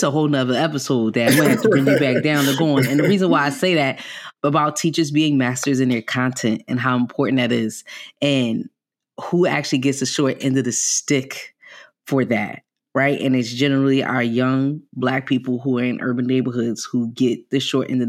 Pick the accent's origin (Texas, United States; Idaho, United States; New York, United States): New York, United States; New York City; Because I'm from New York, I'm from the Bronx